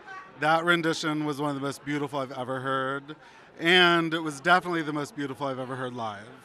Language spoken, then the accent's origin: English; Albuquerque, New Mexico, United States; Well, I'm from Albuquerque.